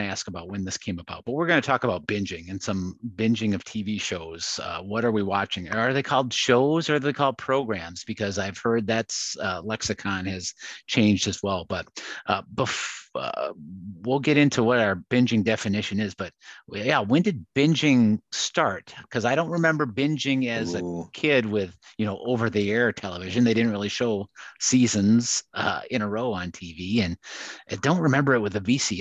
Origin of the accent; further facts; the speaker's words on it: Wisconsin, United States; I'm from Wisconsin